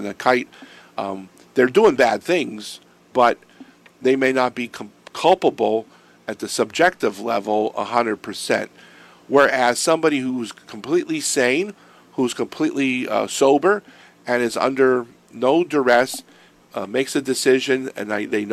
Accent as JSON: {"language": "English", "town": "Erie", "region": "Pennsylvania", "country": "United States", "tie": "born or raised there", "said": "when I grew up in Erie"}